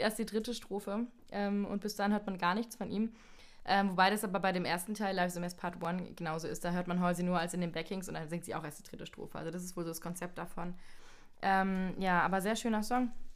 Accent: Landau, Rhineland-Palatinate, Germany; Ich komme aus Landau

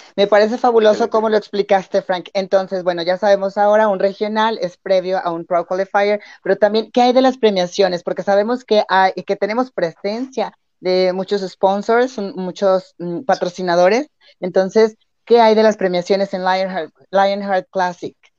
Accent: León, Guanajuato, Mexico; yo soy aquí de León, Guanajuato

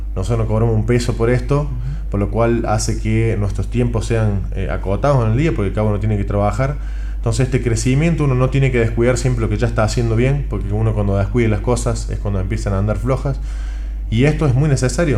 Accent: Córdoba, Argentina; como argentino, ni cordobés

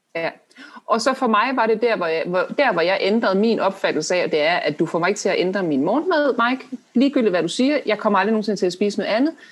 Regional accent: Denmark; som danskere

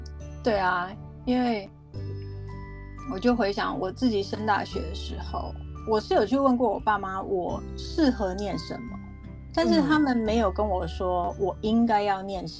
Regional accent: South Africa; moved away; also born or lived in United States; 我在南非也是这样长大的

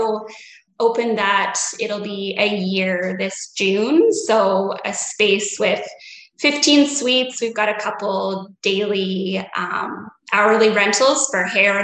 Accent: Saskatoon, Saskatchewan, Canada; I am from Saskatoon, Saskatchewan in Canada.

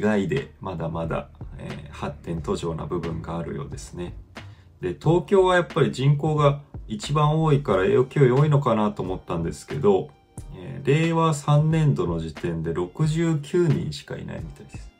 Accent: Fukuoka, Japan; 僕もはあの福岡育ちなんですけど

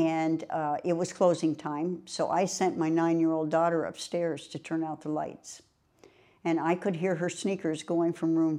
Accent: Burlington, Vermont, United States; moved away as an adult; now in Florida, United States; I was born in Burlington, Vermont, and I spent the first 40 years of my life there

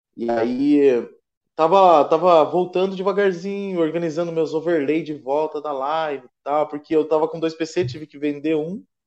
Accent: Curitiba, Paraná, Brazil; eu sou de Curitiba

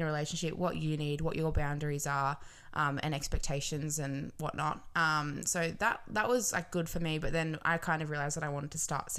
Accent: Wollongong, New South Wales, Australia; also born or lived in Robertson, New South Wales; I grew up in Robertson

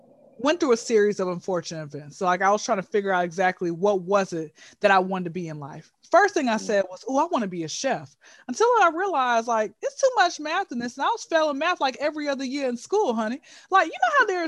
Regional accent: Atlanta, Georgia, United States; born and raised in Hotlanta, ATL, Georgia. All right, been here since I was zero

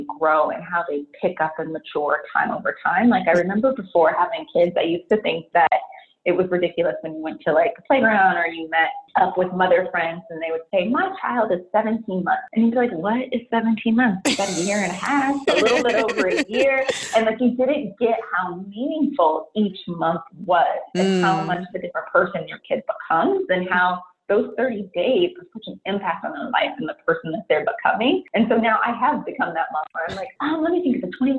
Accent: San Francisco Bay Area, California, United States; born and raised in the San Francisco Bay Area

